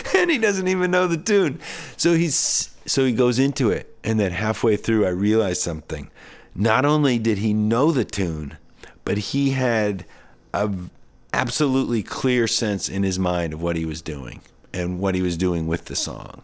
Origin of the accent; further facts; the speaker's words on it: New Hampshire, United States; I grew up in New Hampshire